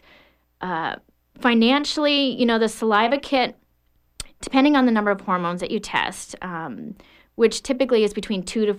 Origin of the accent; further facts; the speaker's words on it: Panama; What happened was I grew up in the Republic of Panama. My dad was a pilot on the canal.